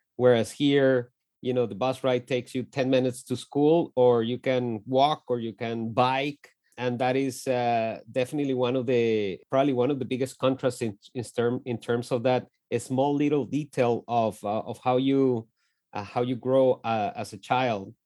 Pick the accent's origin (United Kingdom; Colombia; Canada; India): Colombia; Bogotá; moved away as an adult; also born or lived in Lawrence, Kansas; we grew up in Bogota, in the north side of, uh, of the capital city of Colombia.